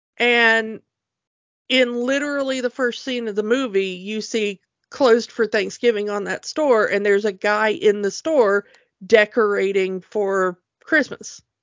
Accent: United States; as an American

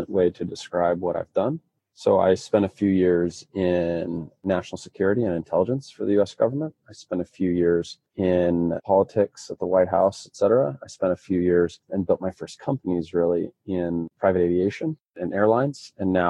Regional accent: Independence, Missouri, United States; moved away as an adult; also born or lived in Provo, Utah / Washington, District of Columbia, United States; So I was born in Provo, Utah. I lived in the mountains until I was 3, and we moved to Missouri, just outside of Kansas City, Independence, Missouri

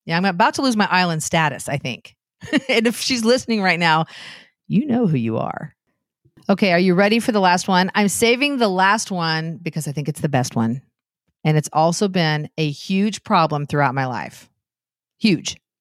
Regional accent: Anderson, Indiana, United States; Anderson, where I lived, my hometown

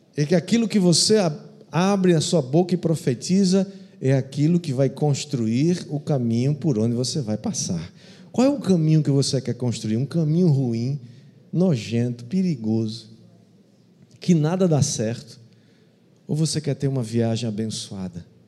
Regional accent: Brazil

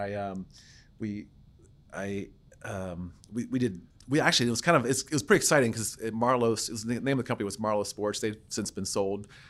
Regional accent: Adelphi, Maryland, United States; I'm from Adelphi, Maryland, a small town in P G County. Grew up there

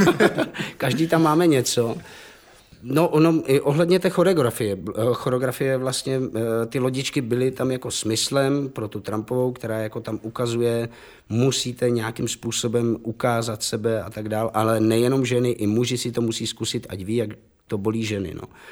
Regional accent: Havířov, Moravian-Silesian Region, Czechia; já jsem narozen v Havířově, babička byla Polka a to je jedno, takže jako já jsem nějak jako po našemu a polsky jako rozuměl

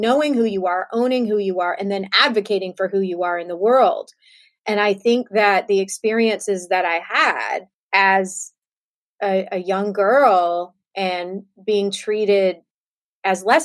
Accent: Savannah, Georgia, United States; growing up in Savannah, Georgia

